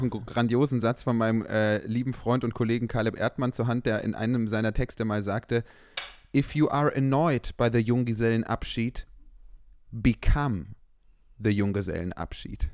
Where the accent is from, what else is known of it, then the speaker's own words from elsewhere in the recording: Düsseldorf, North Rhine-Westphalia, Germany; ich bin ja in Düsseldorf aufgewachsen